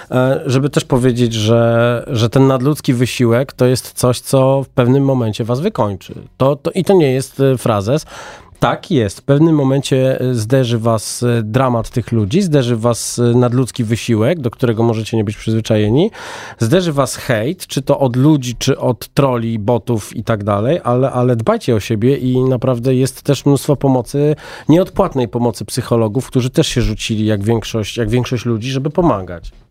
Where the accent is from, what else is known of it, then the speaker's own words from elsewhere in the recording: home town of KGHM, Lower Silesian Voivodeship, Poland; now in Warsaw, Poland; Z mojego rodzinnego miasta.